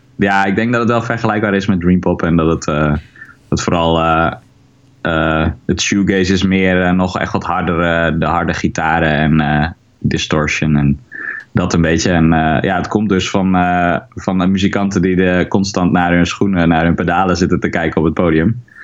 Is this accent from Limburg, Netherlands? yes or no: no; Haren, Groningen, Netherlands; ik ben eigenlijk hier opgegroeid in Haren